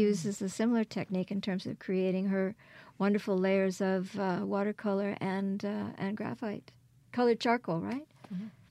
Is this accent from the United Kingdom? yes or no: no; Quebec, Canada; also born or lived in Kingston, Ontario; now in Hattiesburg, United States; I was born in Kingston, Ontario, and raised in Quebec